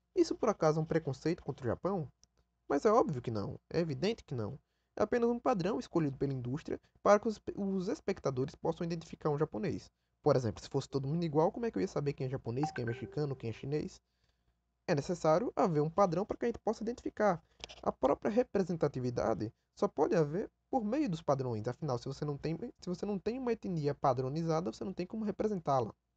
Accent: Brazil

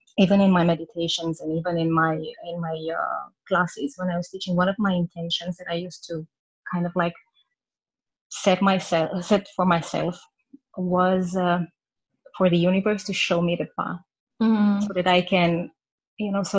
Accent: Romania; moved away as an adult; now in Vancouver, Canada; I live in Vancouver in Canada. I'm originally from Romania. We moved here about 2 years ago with my family.

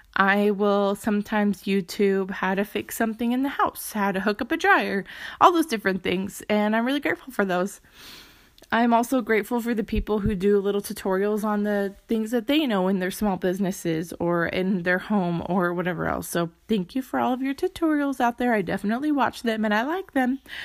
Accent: Phoenix, Arizona, United States; I'm from Phoenix

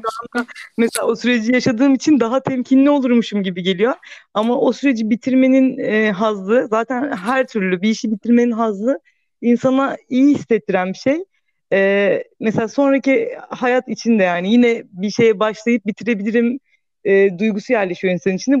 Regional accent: Thrace, Turkey; moved away; Küçük bir şehirde büyüdüm ben işte Trakya'da.

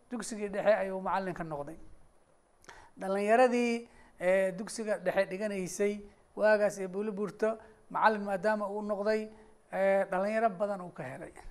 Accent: Bulo Burte, Hiran, Somalia; magaaladeydii buuloburto

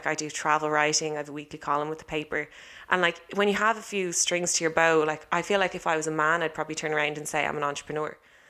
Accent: Ireland; I got the label of being an Irish model.

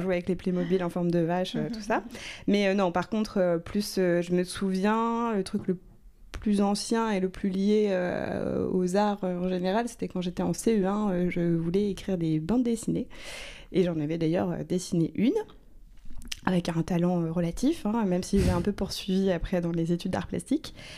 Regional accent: Rouen, Normandy, France; je viens de Rouen, donc c'est une ville euh, moyenne qui est quand même assez dotée culturellement.

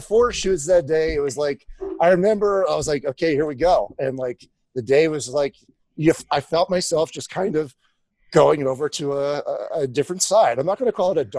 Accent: outside Philadelphia, Pennsylvania, United States; moved away as an adult; also born or lived in upstate New York / South Florida; I grew up outside Philly to a Jewish family.

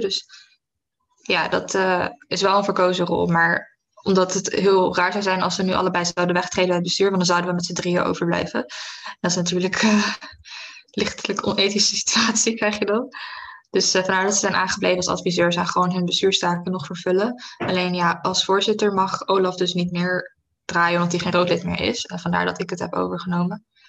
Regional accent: Vlaardingen, South Holland, Netherlands; in Vlaardingen, waar ik vandaan kom

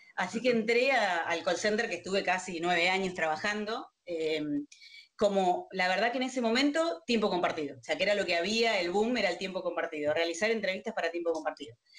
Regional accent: Río Gallegos, Santa Cruz, Argentina; moved away as an adult; now in Buenos Aires, Argentina; cuando vine a estudiar a Buenos Aires, soy de Río Gallegos, de Santa Cruz, no soy de acá.

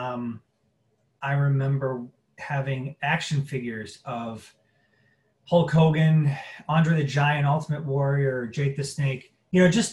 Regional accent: Crown Point, Indiana, United States; moved away as an adult; also born or lived in Las Vegas; I am originally from Crown Point, Indiana. Born and raised there

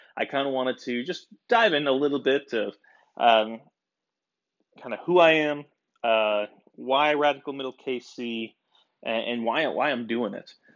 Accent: United States; I am a American boy

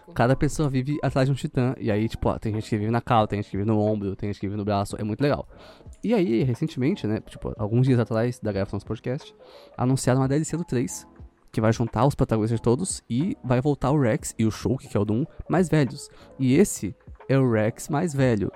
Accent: São Paulo, Brazil; eu sou daqui de São Paulo mais ou menos

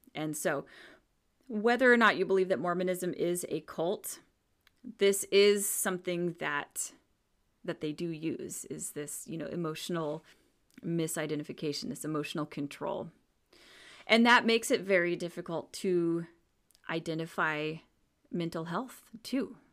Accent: Washington, United States; I grew up in Washington State on the dark side, on the, the cloudy side

